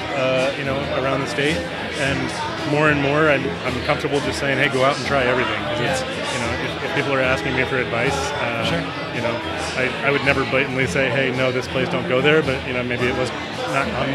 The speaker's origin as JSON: {"language": "English", "town": "Boston", "region": "Massachusetts", "country": "United States", "also_born_or_lived": "Prescott", "moved": "yes", "lives_now": "Arizona, United States", "said": "I'm from Boston originally"}